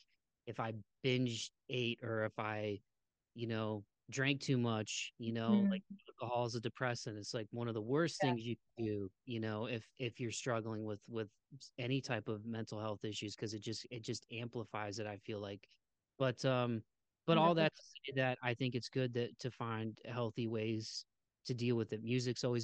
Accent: Midwest, United States; growing up where I grew up in the Midwest

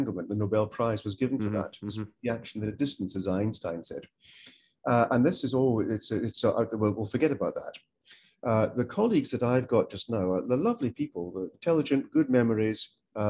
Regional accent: Malaysia; now in United Kingdom; I'm not from the UK. I'm from Malaysia.

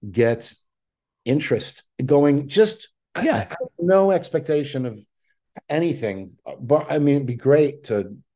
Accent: Scotland, United Kingdom; But I'm Scottish, so that's com- comes completely natural to me.

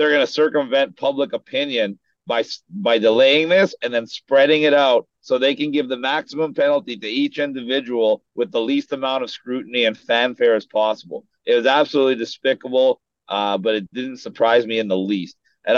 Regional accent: Canada; now in United States; I came from Canada into the U.S., and I'm going to be in the U.K. in a couple weeks.

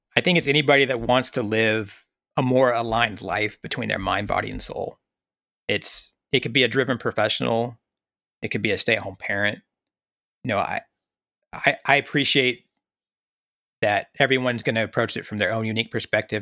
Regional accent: rural Oklahoma, United States; moved away as an adult; also born or lived in Kuwait / Iraq / Afghanistan; now in North Texas, United States; growing up in Oklahoma, I knew I wanted to get out

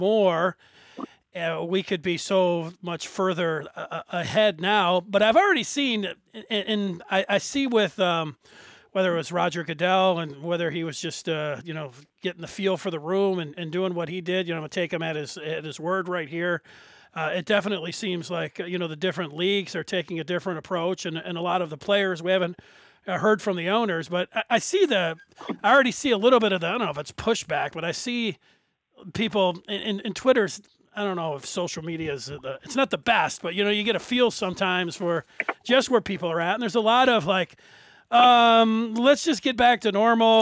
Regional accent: Detroit, Michigan, United States; I'm from Detroit here. Grew up in the city.

